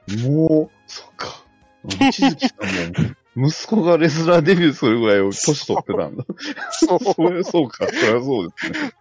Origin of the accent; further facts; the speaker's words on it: Kobe, Hyogo, Japan; 地元、地元神戸ですからね